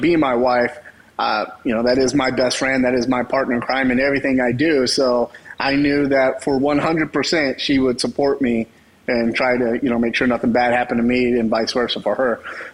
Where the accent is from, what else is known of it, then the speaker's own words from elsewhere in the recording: Texas, United States; I grew up in Texas, so we grew up shooting guns all the time